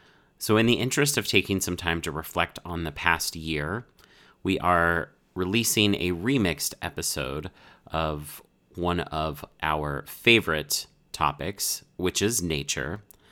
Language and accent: English; Colorado, United States; growing up in Colorado, the outdoors was always like a part of my life.